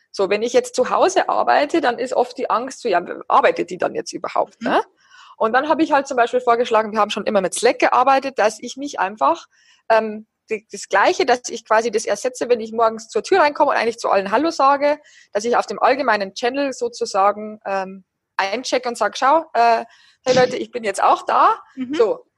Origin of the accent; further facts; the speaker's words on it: near Passau, Bavaria, Germany; moved away as an adult; now in Berlin, Germany; ich komme aus der Nähe von Passau und da ist meine Familie